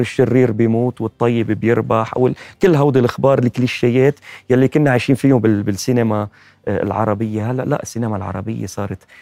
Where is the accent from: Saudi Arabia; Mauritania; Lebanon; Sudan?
Lebanon; أنا من متابعينكم من لبنان